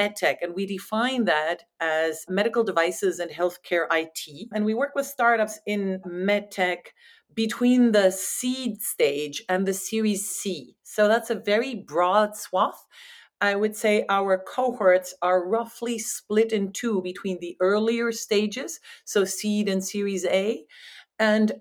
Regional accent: France; moved away as an adult; also born or lived in Netherlands; now in United States; I'm originally from France

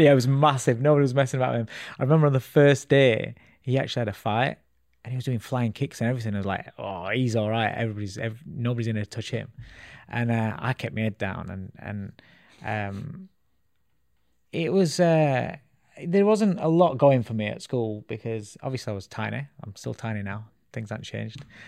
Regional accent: Sheffield, Yorkshire and the Humber, United Kingdom; also born or lived in Calcutta, India; I grew up in a place called Ecclesfield in Sheffield. So I'm a Sheffield boy.

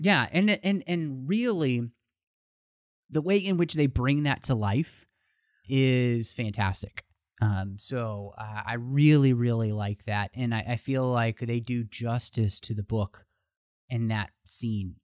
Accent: Texas, United States; moved away; I am originally from Texas

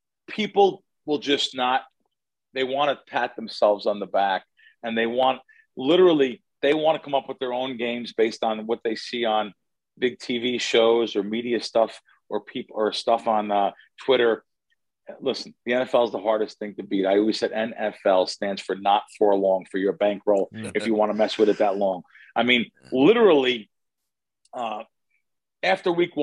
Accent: New Jersey, United States; I grew up in Central and North Jersey

